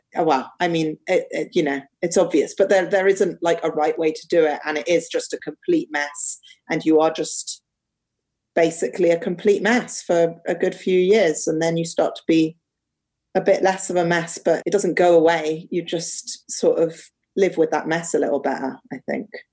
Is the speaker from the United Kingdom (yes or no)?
yes; London, United Kingdom; also born or lived in Cambridge / Paris / Cairo / America; I grew up in London, Um, I love London. I still live here now.